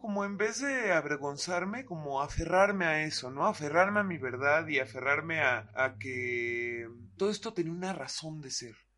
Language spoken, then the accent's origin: Spanish; Atizapán, State of Mexico, Mexico; nací y crecí en Atizapán, en el Estado de México